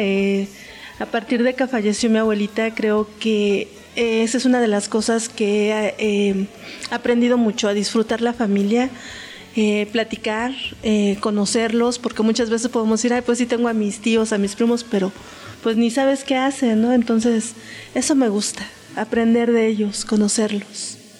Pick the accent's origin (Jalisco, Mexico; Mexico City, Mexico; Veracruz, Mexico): Mexico City, Mexico; del Distrito Federal, Delegación Coyoacán